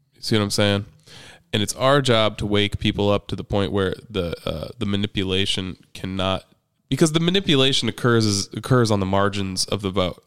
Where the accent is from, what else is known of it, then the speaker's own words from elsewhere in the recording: Midwest, United States; moved away; I'm from the Midwest. I came from a small ass town where we were always grilling meat over coals